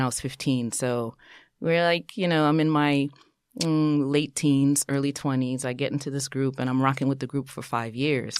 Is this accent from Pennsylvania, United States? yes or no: no; New York City, New York, United States; also born or lived in Brooklyn / Haiti (ancestry); born in Brooklyn, raised in Queens of, uh, first generation, um, Haitian American